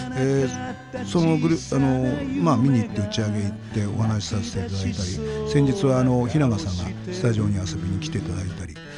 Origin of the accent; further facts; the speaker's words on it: Kurihara, Miyagi, Japan; moved away; also born or lived in Kurikoma, Miyagi / Sendai; 俺の出身はあの宮城県の栗原市今は栗原市となってますけど栗原郡生まれたのは栗駒町っていうところですけど育ったのは若柳町っていうところ